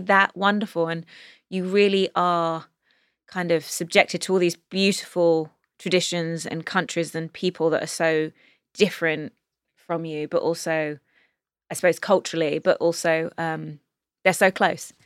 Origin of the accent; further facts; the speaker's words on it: London, United Kingdom; moved away as an adult; now in Los Angeles, United States; growing up in England